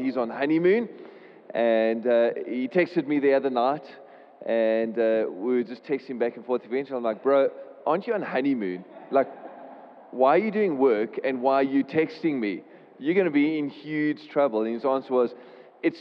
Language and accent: English; Port Elizabeth, Eastern Cape, South Africa; moved away as an adult; now in Cape Town, South Africa; I come from Cape Town, Port Elizabeth originally, and then moved to Cape Town when I was 18 years old